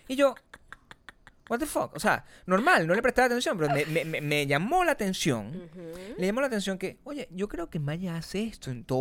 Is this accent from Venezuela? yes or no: yes; Venezuela; now in United States; Yo me acuerdo cuando nosotros nos mudamos de Venezuela a Estados Unidos, nosotros hicimos el proceso completo.